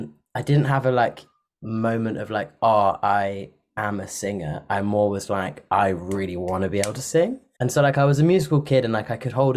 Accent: Parkstone, South West England, United Kingdom; also born or lived in Bristol; I grew up like different places on the South Coast, but I did most of my growing up in a little town called Parkstone, which is by like Poole and Bournemouth

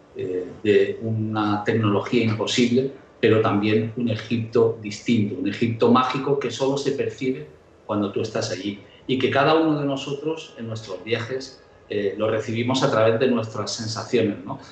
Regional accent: Nîmes, Occitania, France; Yo nací en Francia y había unas ruinas romanas en la ciudad donde yo nací que se llama Nimes.

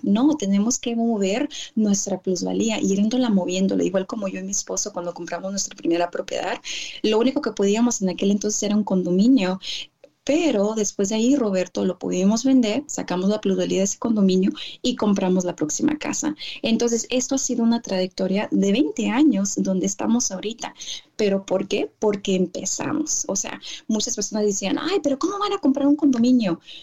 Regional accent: California, United States; also born or lived in Tijuana, Mexico; yo soy mexicana, nacida aquí en Estados Unidos de papás mexicanos, pero ya nací en California

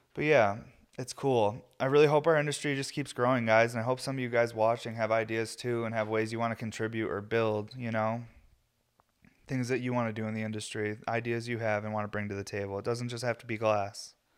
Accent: New York, United States; I'm from New York

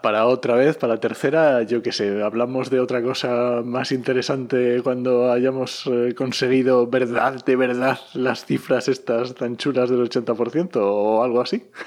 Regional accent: Asturias, Spain; en Asturias, yo soy asturiano

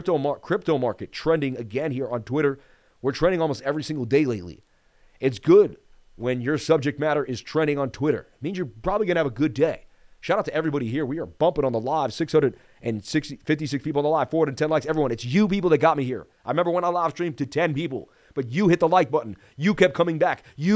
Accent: Las Vegas, Nevada, United States; I was born and raised in Vegas.

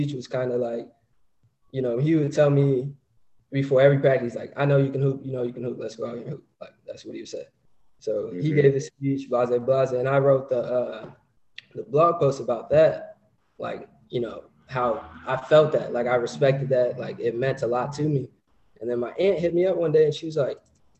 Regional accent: Cedar Rapids, Iowa, United States; also born or lived in St. Louis; now in San Diego, United States; I'm from Cedar Rapids.

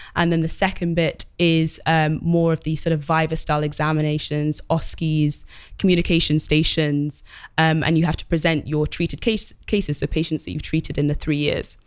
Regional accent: London, United Kingdom; I grew up in London and study-, studied in London as well

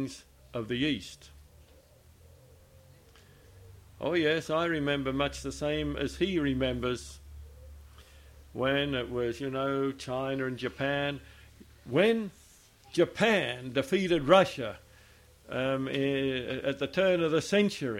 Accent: Australia; I'm an Australian

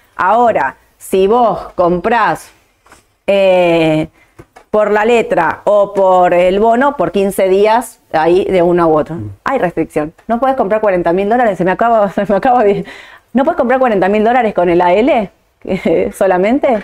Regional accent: Argentina; mi opinión como argentina

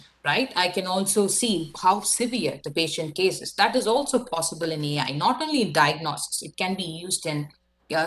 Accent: India; now in Canada; I'm from India

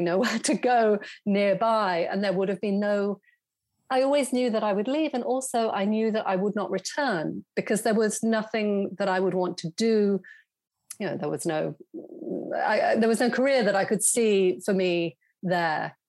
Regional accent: Weymouth, South West England, United Kingdom; also born or lived in New York; now in London, United Kingdom; I grew up, yes, as you say, in a in a provincial seaside town, very, very much a backwater

